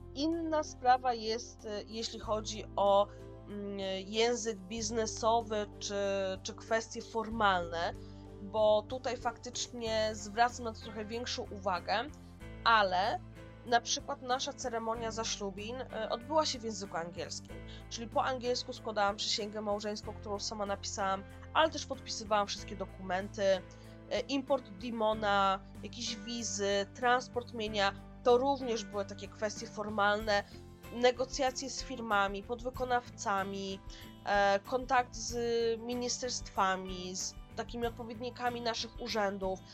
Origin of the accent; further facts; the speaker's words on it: Poland; accent: Slavic; moved away as an adult; now in New Zealand; Ja mam słowiański akcent, ja jestem Słowianką